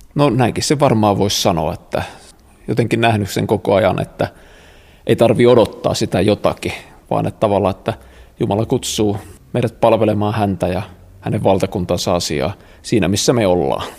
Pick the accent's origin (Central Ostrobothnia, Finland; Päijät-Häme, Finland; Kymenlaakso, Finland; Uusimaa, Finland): Central Ostrobothnia, Finland; Kokkola; mä oon Kokkolasta siis kotosi